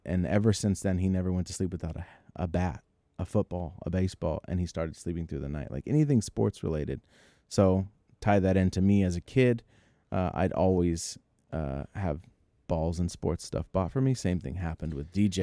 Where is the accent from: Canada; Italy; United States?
United States; Bay Area, California; we're from the Bay Area